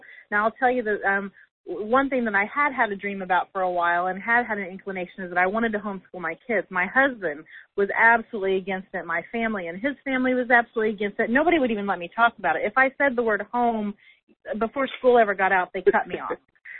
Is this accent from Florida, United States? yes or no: no; Indiana, United States; Like, you know, we're from Indiana.